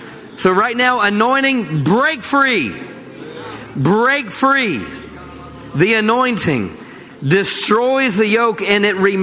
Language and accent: English; Maryland, United States; now in Crowley, United States; I came from Maryland to the big town of Crowley, I should say.